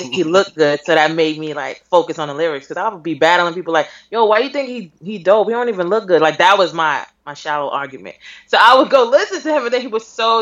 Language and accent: English; New York City, New York, United States; I'm from Brooklyn